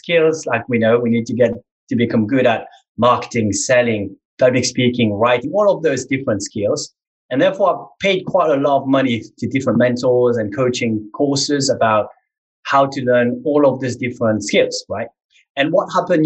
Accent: Mauritius; moved away as an adult; now in England; I was born in Mauritius, a small island in the Indian Ocean. So I'm African

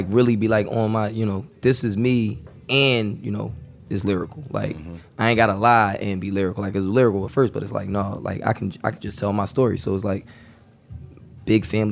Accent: Philadelphia, Pennsylvania, United States; growing up in Philly

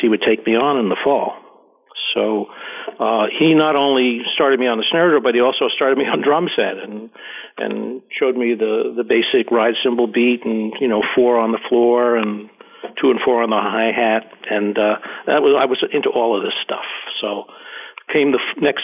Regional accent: New Rochelle, New York, United States; also born or lived in Yonkers, New York / Cleveland / Pittsburgh / Honolulu; now in Minnesota, United States; I was born in Yonkers, New York, where I spent my first few years. Grew up mostly in New Rochelle, New York

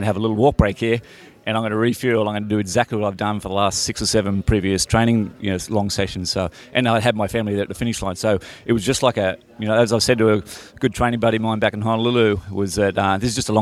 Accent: Sydney, New South Wales, Australia; my was a schoolboy cross country type guy back, you know, growing up in Sydney

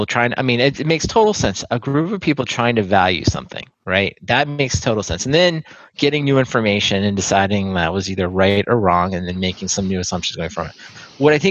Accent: Maryland, United States; now in Austin, United States

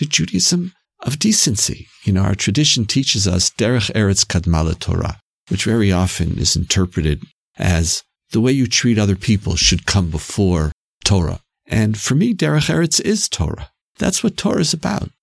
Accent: Canada; Canadian Jews, as we Canadians know, are very sensitive when we're called American

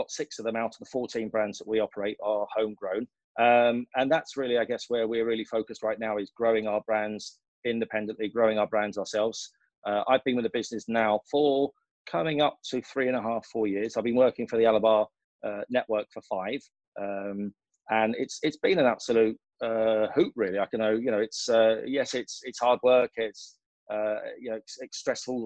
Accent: Essex, East of England, United Kingdom; moved away as an adult; also born or lived in London; now in United Arab Emirates; I grew up in a council house in Essex.

